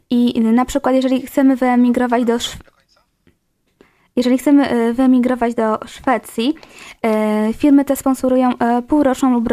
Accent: Poland; jesteśmy z Polski i chcemy pracować w Polsce.

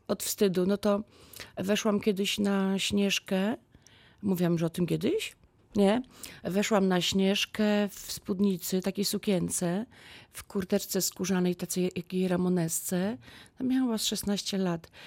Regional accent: Lubin, Lower Silesian Voivodeship, Poland; jestem z Lubina

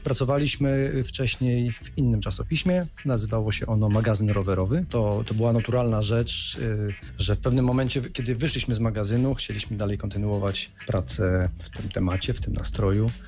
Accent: Środa Śląska, Lower Silesian Voivodeship, Poland; ja jestem ze Środy Śląskiej

